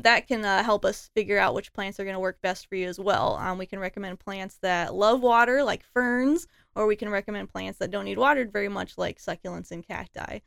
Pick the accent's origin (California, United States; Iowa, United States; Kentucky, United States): Iowa, United States; Des Moines; moved away as an adult; also born or lived in Chicago / Austin / Berlin / Barcelona; I was born in Des Moines. I went to Johnson High School.